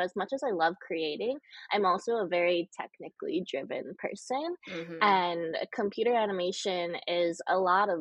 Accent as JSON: {"language": "English", "region": "Connecticut", "country": "United States", "tie": "born or raised there", "also_born_or_lived": "Southern China", "moved": "as an adult", "lives_now": "New York City, United States", "said": "I was adopted from Southern China when I was 6 months old. And then I was raised in a small city in Connecticut."}